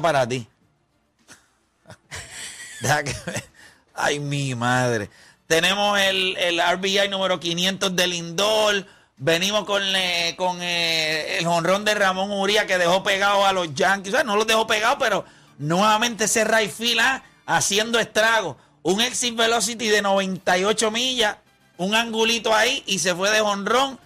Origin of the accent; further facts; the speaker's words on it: Puerto Rico; nosotros somos la mejor raza del mundo. El boricua, no el latino